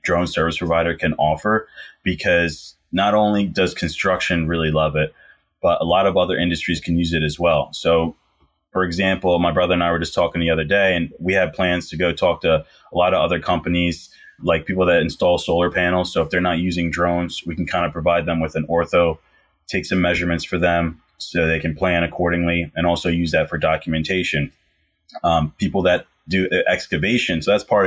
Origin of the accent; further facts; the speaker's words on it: Philadelphia, Pennsylvania, United States; I'm from the Philly area